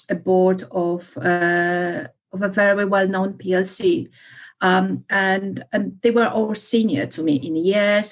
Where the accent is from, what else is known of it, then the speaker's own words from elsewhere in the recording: Poland; English is a second language; moved away; being Polish, but I think it makes it more difficult. I have encountered many misconceptions about myself or my background or my accent.